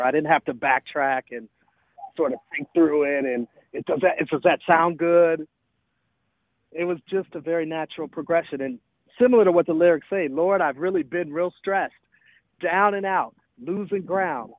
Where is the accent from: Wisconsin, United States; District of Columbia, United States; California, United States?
Wisconsin, United States; Milwaukee; moved away; also born or lived in Atlanta, Georgia; I was born in Milwaukee. I moved to Atlanta, actually, in 1987.